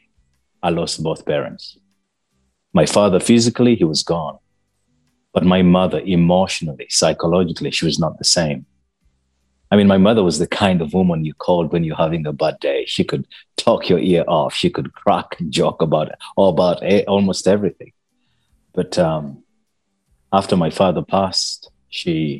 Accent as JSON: {"language": "English", "town": "Naguru", "country": "Uganda", "tie": "born or raised there", "said": "I come from Uganda, a little country in East Africa. I grew up in a small village called Naguru, but I wasn't born in Naguru"}